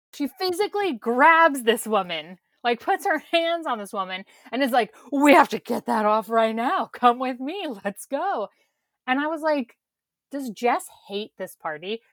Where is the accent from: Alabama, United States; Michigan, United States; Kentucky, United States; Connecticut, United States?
Kentucky, United States; I'm from Kentucky